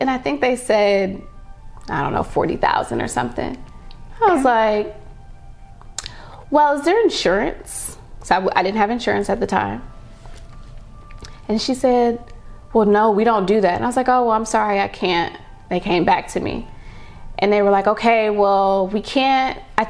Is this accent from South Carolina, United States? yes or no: no; Ohio, United States; moved away; also born or lived in New York; And I came from Ohio, but I knew that I wanted more.